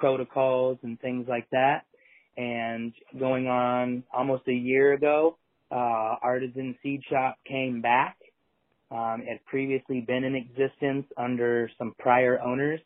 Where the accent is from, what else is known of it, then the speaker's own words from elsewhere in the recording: Iowa, United States; I grew up in the Midwest in Iowa, which was obviously a zero tolerance part of the country.